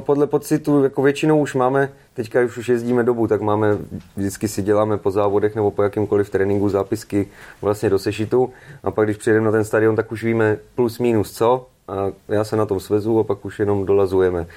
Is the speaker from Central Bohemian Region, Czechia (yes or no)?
no; Pardubice, Pardubice Region, Czechia; jsem z Pardubis